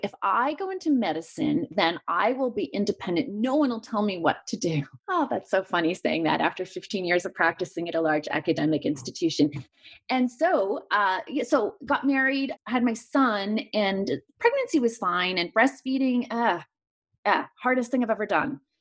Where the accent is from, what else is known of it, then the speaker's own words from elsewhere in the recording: Montreal, Quebec, Canada; moved away as an adult; now in Los Angeles, United States; I grew up in Montreal and moved here for residency.